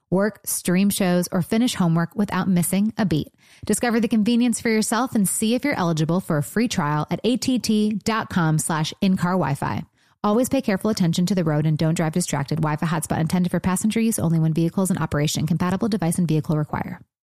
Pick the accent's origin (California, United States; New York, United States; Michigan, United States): Michigan, United States; moved away as an adult; also born or lived in Los Angeles; now in Nashville, United States; I was from Michigan when I moved